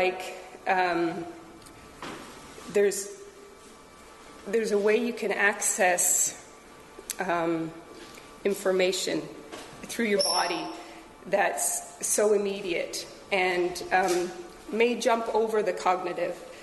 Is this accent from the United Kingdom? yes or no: no; Peterborough, Ontario, Canada; I was raised in Peterborough, and I've raised a family here as well